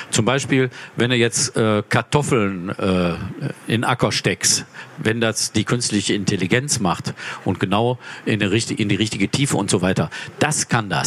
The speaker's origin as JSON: {"language": "German", "town": "Mülheim an der Ruhr", "region": "North Rhine-Westphalia", "country": "Germany", "tie": "born or raised there", "said": "Ich komme aus Mülheim an der Ruhr, meine Heimatstadt."}